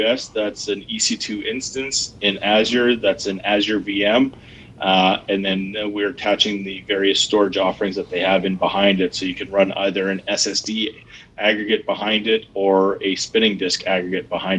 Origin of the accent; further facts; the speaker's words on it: Edmonton, Alberta, Canada; accent: Canadian; moved away as an adult; also born or lived in Calgary, Canada; now in Seattle, United States; I grew up in Edmonton, Alberta, and then moved to Calgary after a time in the military, and then to Seattle about 5 years ago